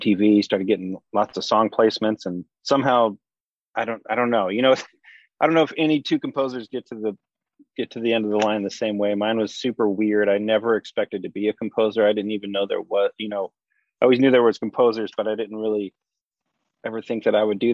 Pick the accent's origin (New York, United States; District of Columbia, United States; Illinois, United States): Illinois, United States; near St. Louis, Southern; moved away; I grew up in Illinois. Southern Illinois, right outside of St. Louis.